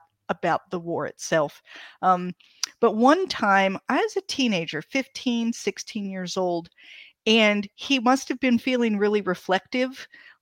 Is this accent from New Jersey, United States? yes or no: no; Ohio, United States; I grew up in Ohio in a very Germanic area